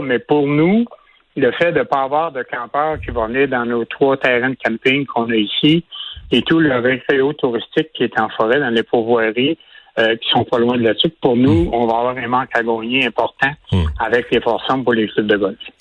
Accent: Quebec City, Quebec, Canada; je viens de Québec

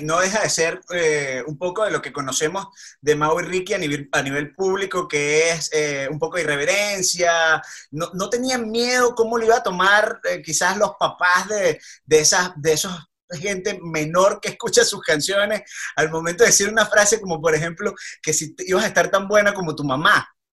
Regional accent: Venezuela; como venezolano

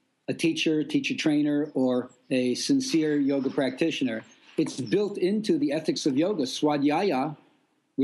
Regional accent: New York City, New York, United States; moved away; And I am from Brooklyn

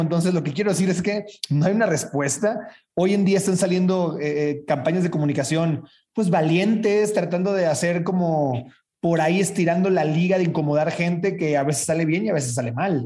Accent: Sinaloa, Mexico; soy sinaloense

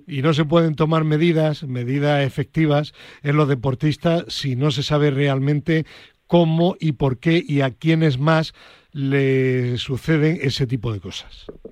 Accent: Granada, Andalusia, Spain; moved away; mi tierra de, de Granada

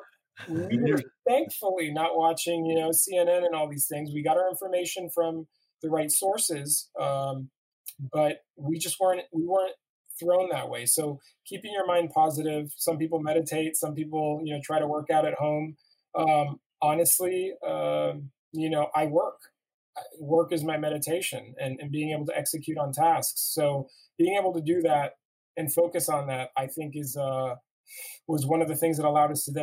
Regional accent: Miami, Florida, United States; now in New York, United States; I grew up in Miami, where hurricanes come

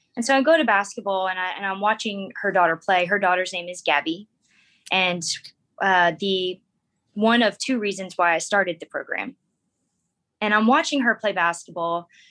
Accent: United States; moved away as an adult; also born or lived in Darwin, Australia; now in Oklahoma, United States; American by birth

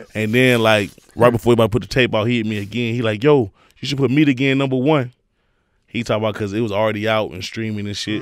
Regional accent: Houston, Texas, United States; I grew up the whole Houston movement.

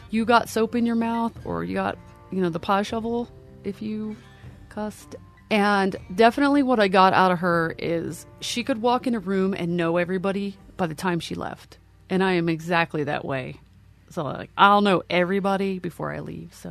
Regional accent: Lancaster County, Pennsylvania, United States; I am originally from Pennsylvania. I grew up in Lancaster County, uh, which is home of the Amish.

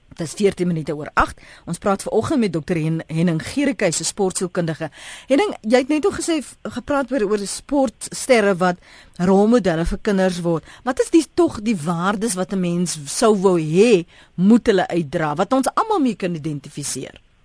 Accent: South Africa; ons as Suid-Afrikaners

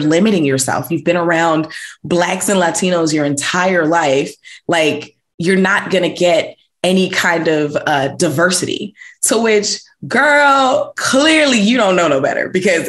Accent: New York City, New York, United States; growing up in New York City. So, and again, being born and raised in New York City and being surrounded by Black and Brown folks, basically my entire life, all the way up to college.

